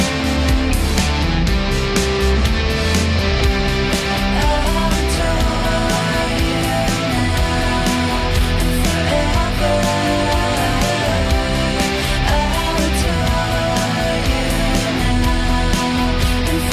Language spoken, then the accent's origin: English; Hamilton, Ontario, Canada; I'm from Hamilton